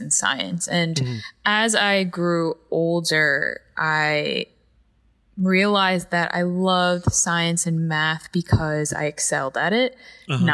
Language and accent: English; Carmel, New York, United States; also born or lived in Patterson, New York; I grew up like an hour and a half north of New York City in a town called Carmel, New York.